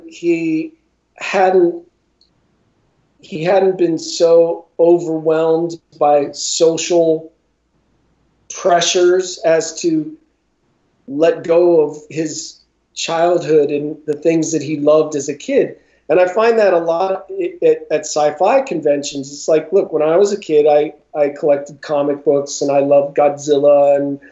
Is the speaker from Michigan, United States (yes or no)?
no; Northeast Ohio, United States; when I was in school in Northeast Ohio